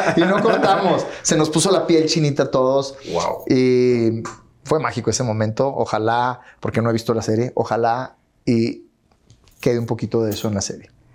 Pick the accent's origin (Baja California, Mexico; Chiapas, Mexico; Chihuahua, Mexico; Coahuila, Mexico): Chihuahua, Mexico; yo soy de Chihuahua